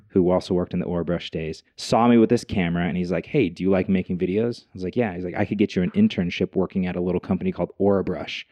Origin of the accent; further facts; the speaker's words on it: Logan, Utah, United States; now in Utah Valley, United States; I grew up in Logan, Utah, small town, uh, raised by a single mom